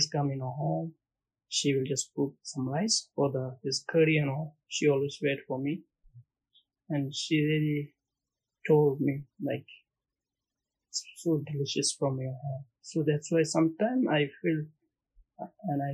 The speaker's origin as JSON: {"language": "English", "country": "Bhutan", "moved": "as an adult", "lives_now": "Maldives", "said": "I'm from Bhutan."}